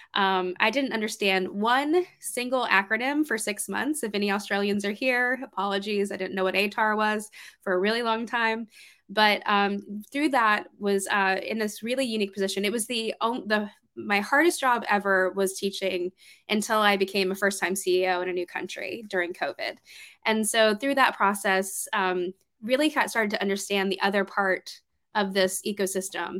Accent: Georgia, United States; moved away as an adult; also born or lived in New York City; I moved up from Georgia, which is where I'm from

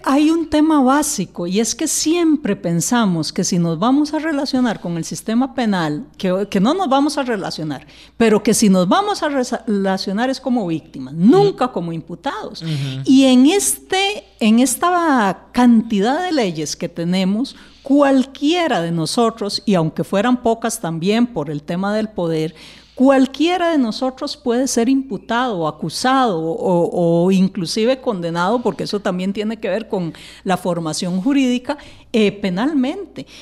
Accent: Costa Rica

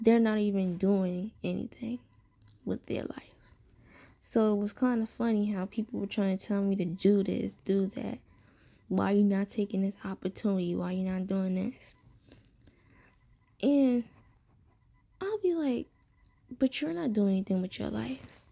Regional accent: New York City, New York, United States; moved away as an adult; I'm from Brooklyn. That's always my home

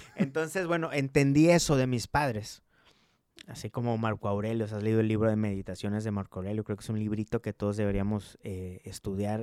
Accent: Coatzacoalcos, Veracruz, Mexico; also born or lived in Montemorelos, Nuevo León / Italy; now in Monterrey, Mexico; Nosotros somos de Veracruz, somos de Coatzacoalcos, Veracruz

